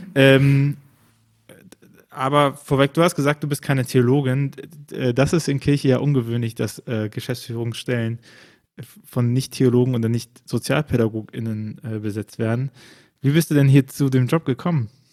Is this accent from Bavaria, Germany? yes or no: no; Bonn, North Rhine-Westphalia, Germany; mein Geburtsort im, im rheinischen äh, Bonn